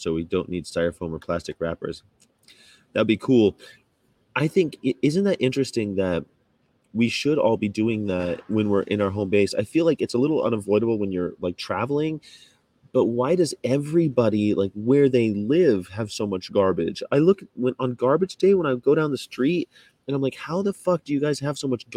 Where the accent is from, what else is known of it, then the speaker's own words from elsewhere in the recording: United States; also born or lived in Germany; I'm American, so like we're all mixed up. But I'm like German-Irish mostly. And I lived in Germany for 6 years